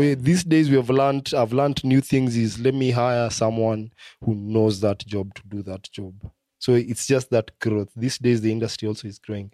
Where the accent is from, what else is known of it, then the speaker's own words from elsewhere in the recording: Kenya; as a Kenyan